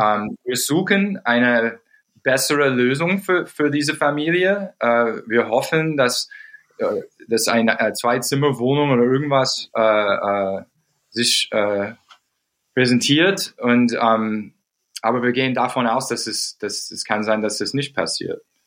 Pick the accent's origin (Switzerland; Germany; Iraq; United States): United States; German is a second language; moved away; wo ich aufgewachsen bin in den USA